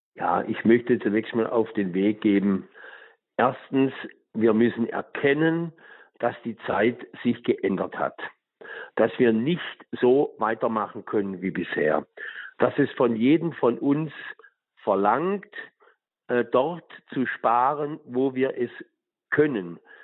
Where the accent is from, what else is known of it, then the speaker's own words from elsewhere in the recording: Tuttlingen, Baden-Württemberg, Germany; meiner Heimat in Tuttlingen